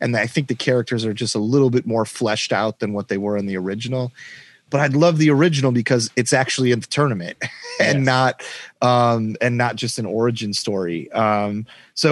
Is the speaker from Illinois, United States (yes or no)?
yes; Woodstock, Illinois, United States; now in Los Angeles, United States; Groundhog Day with Bill Murray and Harold Ramis and all of them was shot in my hometown in Woodstock